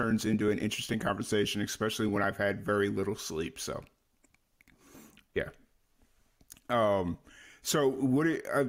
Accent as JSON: {"language": "English", "town": "Chicago", "region": "Illinois", "country": "United States", "tie": "born or raised there", "also_born_or_lived": "Florida / New Mexico", "moved": "yes", "said": "I grew up in Chicago, so I'm used to it. Like, it's second nature to me, but I also lived in Florida for a good amount of years, and I lived in New Mexico for a good amount of years"}